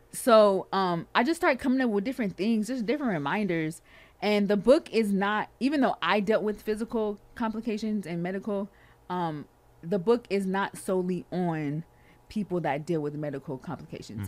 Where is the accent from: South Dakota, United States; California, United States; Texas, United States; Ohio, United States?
California, United States; I am from Cali